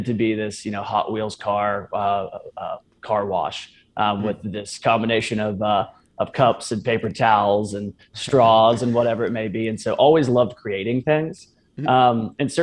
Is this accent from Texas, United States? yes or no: yes; Bee Cave, Texas, United States; I grew up here in Austin, actually just west of Austin out in Bee Cave